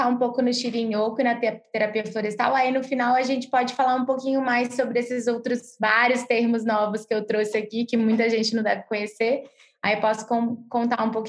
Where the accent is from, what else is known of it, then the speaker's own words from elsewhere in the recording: Rio de Janeiro, Brazil; moved away; eu cresci no Rio de Janeiro, né? Uma cidade gigante para quem conhece o Rio. Então eu fui, tava, eu sempre fui muito urbana, né?